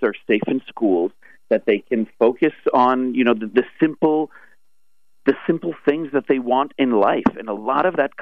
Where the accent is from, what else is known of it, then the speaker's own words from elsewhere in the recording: United States; also born or lived in Israel; born and raised in America and back and forth between Israel and the U.S.